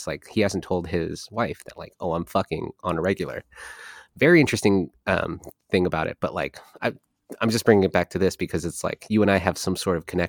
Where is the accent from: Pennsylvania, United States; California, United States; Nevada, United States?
California, United States; I am from California